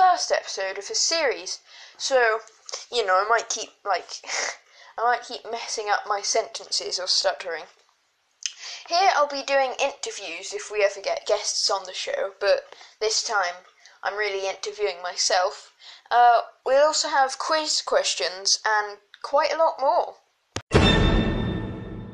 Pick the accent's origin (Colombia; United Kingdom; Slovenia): United Kingdom; England; If you can't tell by my voice, I am from England